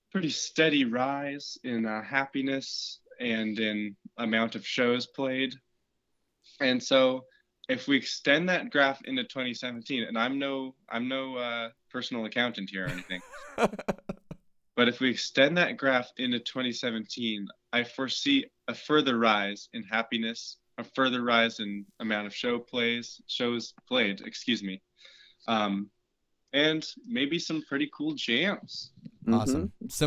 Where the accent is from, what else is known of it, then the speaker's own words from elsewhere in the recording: Seattle, Washington, United States; Hi, we're we're … from Seattle, Washington.